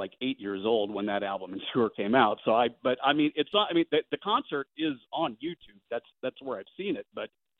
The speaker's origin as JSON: {"language": "English", "region": "Missouri", "country": "United States", "lives_now": "Kansas City area, United States", "said": "So I'm not from Kansas City. I'm from a small town about a little over an hour or so outside of Kansas City."}